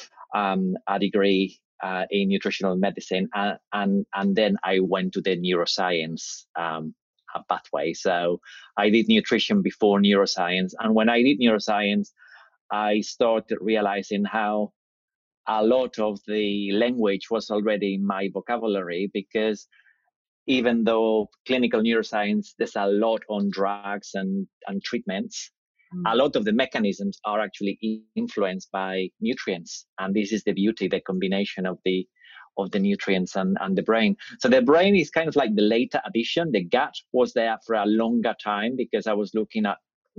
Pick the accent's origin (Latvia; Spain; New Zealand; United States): Spain; Madrid, Community of Madrid; moved away as an adult; now in United Kingdom; I grew up in Spain. So I grew up in Madrid.